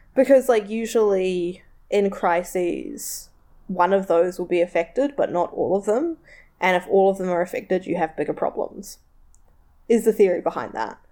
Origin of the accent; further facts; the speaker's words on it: Tauranga, Bay of Plenty, New Zealand; it's where I'm from, it's the largest port around, like, it does good, it creates a lot of jobs, my hometown